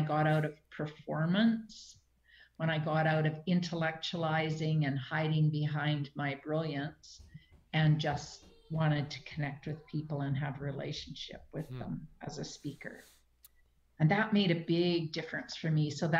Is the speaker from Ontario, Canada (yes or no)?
no; Manitoba, Canada; moved away; Even in small communities like around BC, I come from Manitoba. Years ago, I moved out to BC from Manitoba.